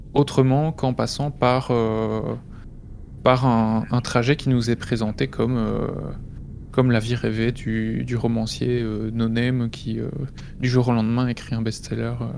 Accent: Belgium; près de chez moi en Belgique

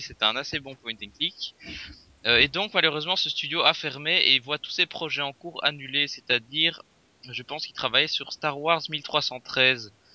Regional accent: Belgium; je viens de Belgique

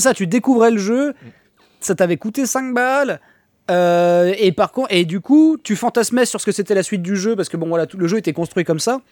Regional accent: Niort, Nouvelle-Aquitaine, France; je suis de Niort, à la base

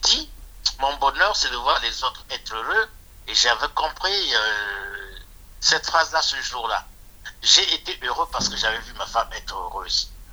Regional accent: Republic of the Congo; moved away as an adult; now in France; Je suis du Congo-Brazzaville

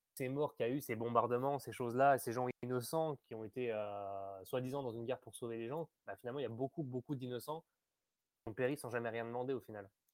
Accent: France; je suis français, né en France.

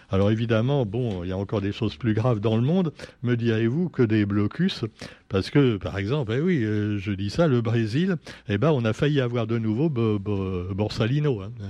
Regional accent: French Guiana; Mais maintenant, on a chez nous, en Guyane également, non pas l'homme qui a finalement bien respecté la nature en Guyane.

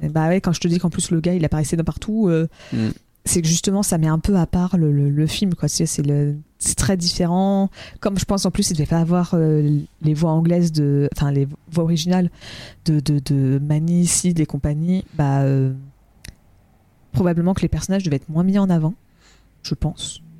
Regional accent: France; en tant que Français.

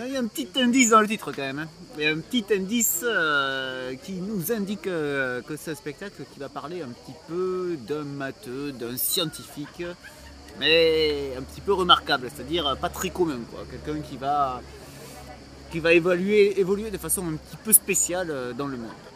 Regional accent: Montpellier, Occitania, France; je viens de Montpellier

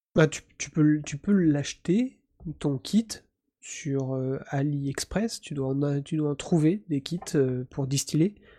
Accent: Breton, Brittany, France; je suis un breton.

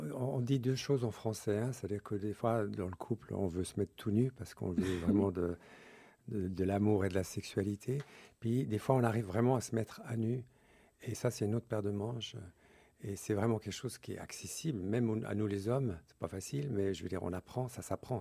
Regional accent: Switzerland; je suis né en Suisse de deux parents anglais

